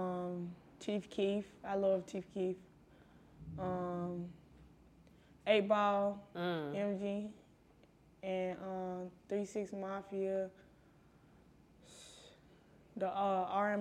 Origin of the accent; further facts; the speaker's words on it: Chattanooga, Tennessee, United States; Growing up in Chattanooga was, like, very fun, country, and everybody grew up as family